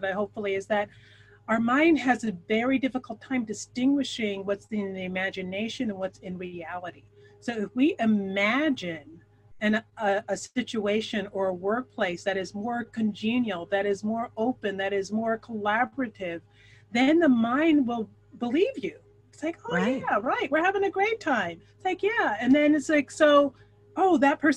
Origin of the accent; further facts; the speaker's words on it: Philadelphia, Pennsylvania, United States; moved away as an adult; now in New York City, United States; That's my hometown.